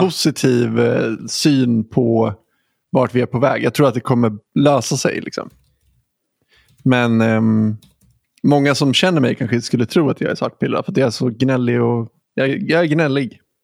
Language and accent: Swedish; Huddinge, Stockholm County, Sweden; now in Gothenburg, Sweden; du bor i Huddinge där jag är född